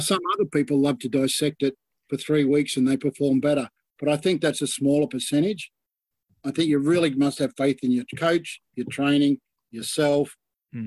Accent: Sydney, New South Wales, Australia; I grew up in Balmain, plenty of crooks around Balmain.

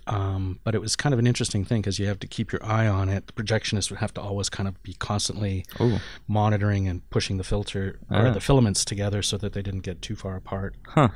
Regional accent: Edmonton, Alberta, Canada; I'm originally from Edmonton.

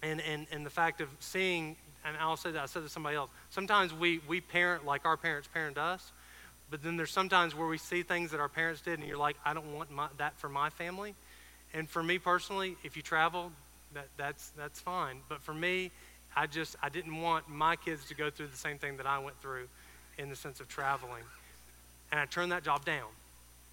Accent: Georgia, United States; moved away as an adult; I'm originally from Georgia.

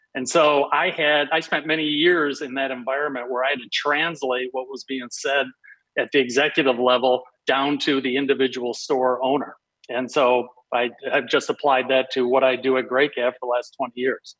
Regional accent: Detroit, Michigan, United States; moved away as an adult; also born or lived in Chicago; I grew up in Detroit, so I grew up with Little Caesars.

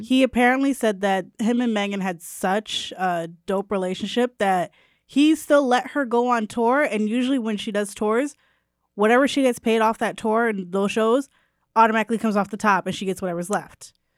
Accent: New Haven, Connecticut, United States; I'm from New Haven, not the Bronx

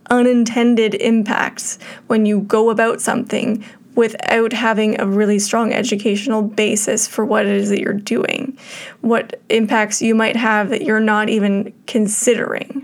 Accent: Canada; we were all, as white Canadian settlers, brought up in an environment that is racist towards Indigenous people

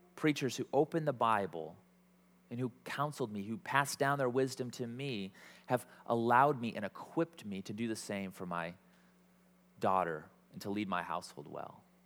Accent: Iowa, United States; I'm from Iowa

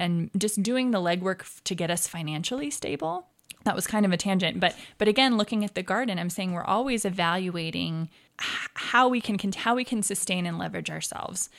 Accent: Arizona, United States; also born or lived in Provo, Utah; now in Ogden, United States; I moved as an infant down to Arizona, and I was raised down there.

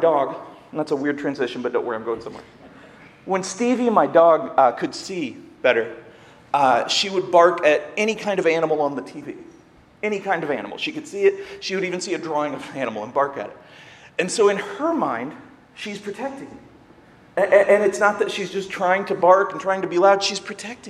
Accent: Seymour, Indiana, United States; moved away as an adult; now in Ohio, United States; I'm from Indiana, near Bloomington, which is IU, but I grew up in Seymour, which is a small town

